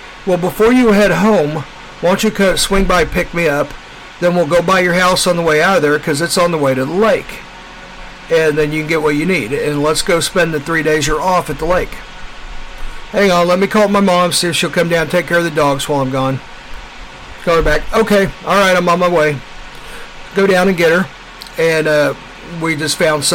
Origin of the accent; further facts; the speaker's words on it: Kansas City, Missouri, United States; People call me hillbilly because I'm from Missouri.